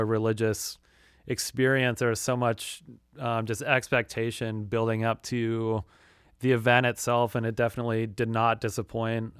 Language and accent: English; Rock Springs, Wyoming, United States; I grew up in uh, rural Wyoming